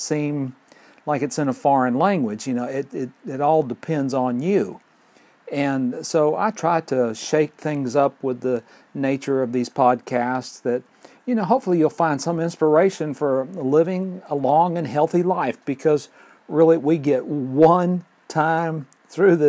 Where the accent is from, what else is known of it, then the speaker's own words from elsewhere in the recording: Fort Payne, Alabama, United States; my hometown of Fort Payne